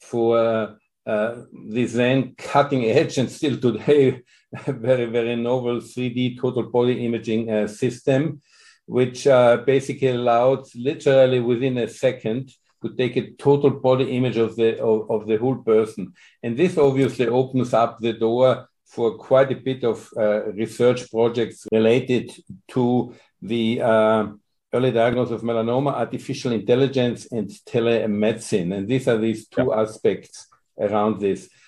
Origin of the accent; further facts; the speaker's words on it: Austria; English is a second language; moved away as an adult; now in Australia; the reason why I came from Austria to Australia